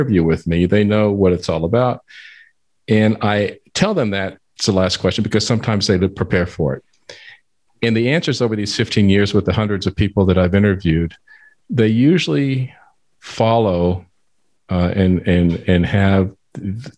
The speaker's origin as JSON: {"language": "English", "town": "San Antonio", "region": "Texas", "country": "United States", "tie": "born or raised there", "said": "I was born and raised in San Antonio"}